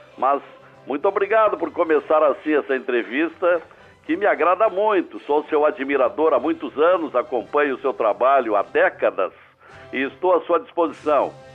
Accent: Vale Verde, Rio Grande do Sul, Brazil; embora eu tenha nascido no, no campo, eu, eu nasci no, no, numa região chamada Vale Verde, um pequeno município entre Rio Pardo

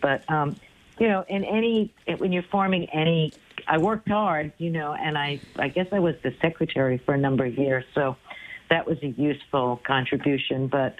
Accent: New York City, New York, United States; moved away; I grew up in New York City

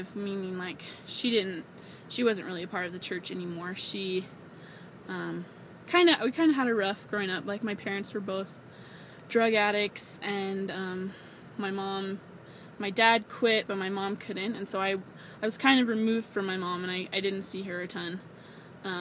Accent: near D.C., Maryland, United States; I'm from Maryland, about 5 minutes away from D.C. So that was pretty cool growing up in D.C.

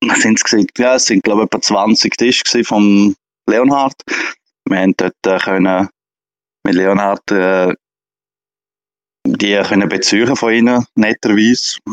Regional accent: Graubünden, Switzerland; ich komme aus Grabünde

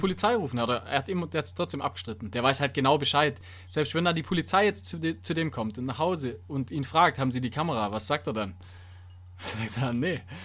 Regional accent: Donaubergland, Baden-Württemberg, Germany; moved away; das ist in meiner alten Heimat

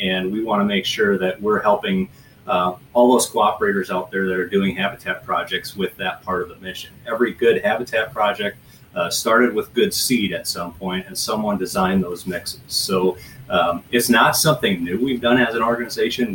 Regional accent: Trimont, Minnesota, United States; moved away; I was born in Southwest Minnesota, uh, in farm country.

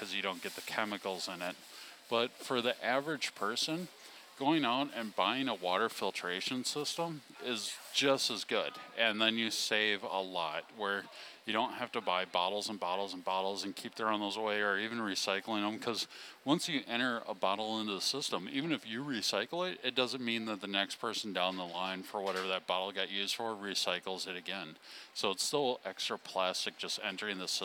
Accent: Wisconsin, United States; born or raised there

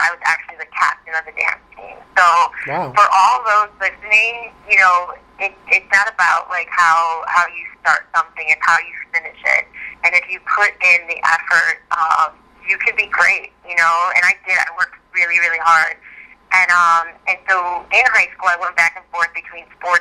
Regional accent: Chicago, Illinois, United States; moved away as an adult; now in Los Angeles, United States; which was really fun to kind of do in my hometown

